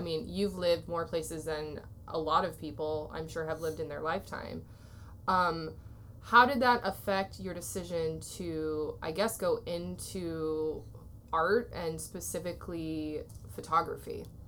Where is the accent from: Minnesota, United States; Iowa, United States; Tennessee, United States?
Iowa, United States; Waterloo; moved away as an adult; also born or lived in California; I grew up in Waterloo, Iowa